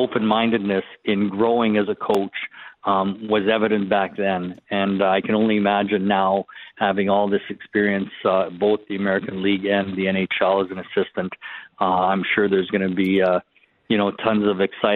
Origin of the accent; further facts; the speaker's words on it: just south of Winnipeg, Manitoba, Canada; moved away; I am a Western Canadian person. You know, I grew up in Western. I grew up just south of Winnipeg.